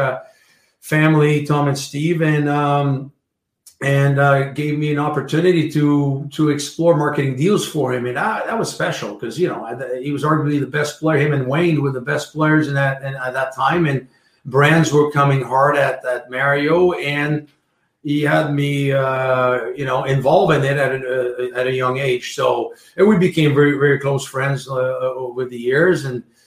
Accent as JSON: {"language": "English", "town": "Salaberry-de-Valleyfield", "region": "Quebec", "country": "Canada", "tie": "born or raised there", "also_born_or_lived": "Verdun", "second_language": "English", "said": "growing up Valley Field, I didn't speak English much back then"}